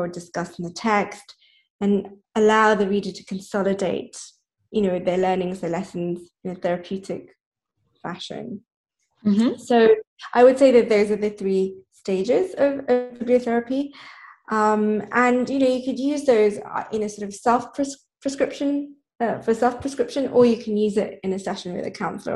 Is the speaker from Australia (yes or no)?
no; Nairobi, Kenya; I grew up in Nairobi, Kenya. So I spent a lot of my childhood and teenage years there.